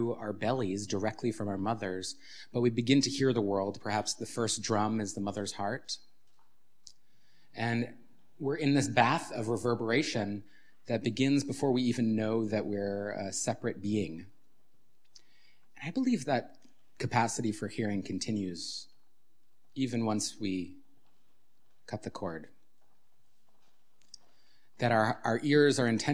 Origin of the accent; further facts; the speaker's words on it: New York City, New York, United States; moved away as an adult; now in Ulster County, United States; I grew up in Manhattan